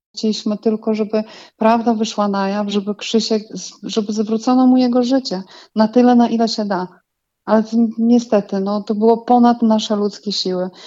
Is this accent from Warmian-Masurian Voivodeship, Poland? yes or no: yes; Giżycko, Warmian-Masurian Voivodeship, Poland; u nas w Giżycku